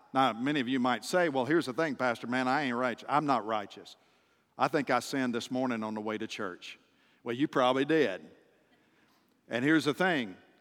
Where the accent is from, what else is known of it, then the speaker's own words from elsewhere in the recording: just outside of Nashville, Tennessee, United States; moved away; the city where I grew up, just outside of Nashville